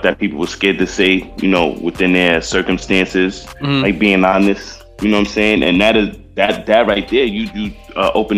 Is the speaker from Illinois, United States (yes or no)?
no; New York City, New York, United States; being from the Bronx and growing up in the Bronx with all the stuff I've seen growing up